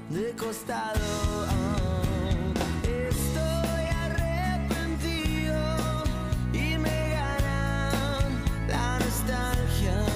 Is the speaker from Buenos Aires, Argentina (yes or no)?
yes; Varela, Buenos Aires, Argentina; Soy de Varela.